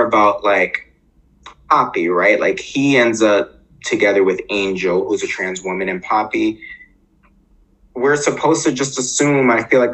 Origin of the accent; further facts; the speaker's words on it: New York City, New York, United States; I grew up in Harlem